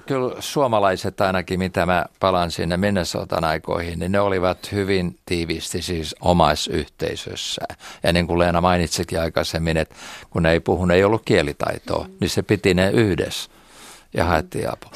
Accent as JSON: {"language": "Finnish", "town": "Turku", "region": "Southwest Finland", "country": "Finland", "accent": "Turku", "moved": "yes", "lives_now": "Florida, United States", "said": "multa tulee se aksentti ja turkulaisuus ehkä vielä voimakkaammin sieltä"}